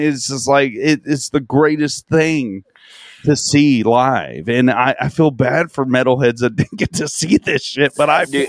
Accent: Del Rio, Texas, United States; Now, I'm from Del Rio. I didn't really have much exposure to metal music.

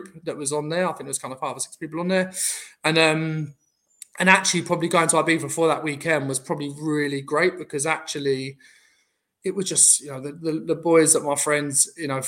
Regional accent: London, United Kingdom; I'm obviously from Southeast London

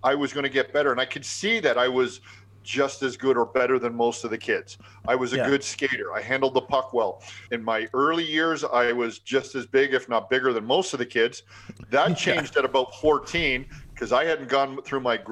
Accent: Mississauga, Ontario, Canada; So I grew up just outside of Toronto in a little area called Mississauga.

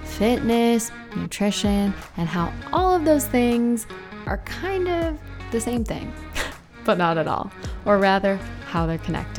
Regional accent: California, United States; Just Southern California, plain and simple. Born and raised my whole life.

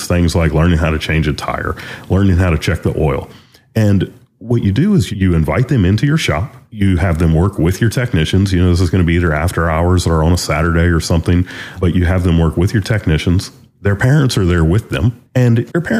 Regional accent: Louisiana, United States; moved away as an adult; also born or lived in North Carolina; our shop was in North Carolina, but we're from Louisiana. Kim and I, when we got married, we left Louisiana, moved to North Carolina

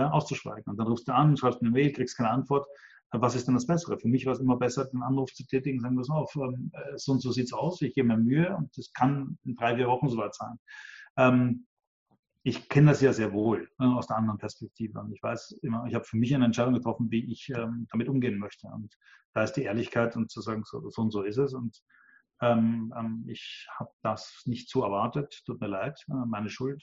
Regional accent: Vienna, Austria; Ich bin da eher äh, als Österreicher und Wiener

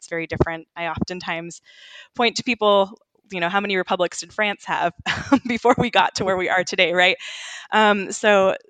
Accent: Sacramento, California, United States; first language Ukrainian; English is a second language; I grew up in Sacramento, California, which had a huge fourth wave of immigrants that came sort of right before the Soviet collapse and right after.

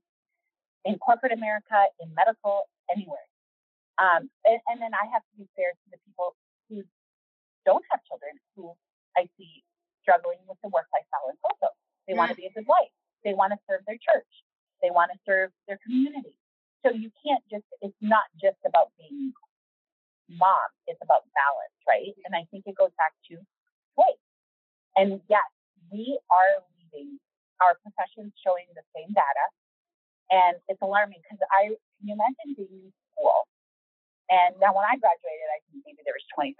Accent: Canada; moved away; I'm Canadian

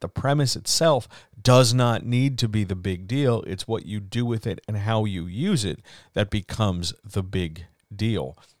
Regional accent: East Coast, United States; Growing up on the East Coast

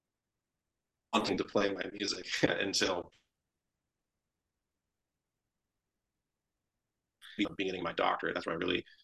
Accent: Santa Rosa, California, United States; the Santa Rosa Symphony, my hometown

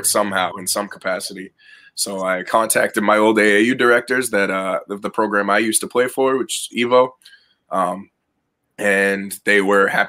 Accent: North Shore of Boston, Eastern Massachusetts, United States; I'm from Eastern Mass kid, North Shore of Boston. Pretty much I grew up always around the game

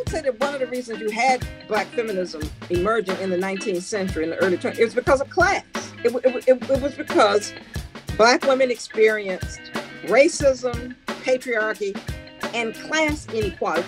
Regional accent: Memphis, Tennessee, United States; moved away as an adult; growing up in Memphis, being a part of the civil rights movement

